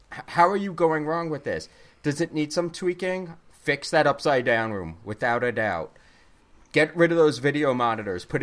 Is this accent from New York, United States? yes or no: yes; Brooklyn, New York, United States; I'm from Brooklyn. Get it right.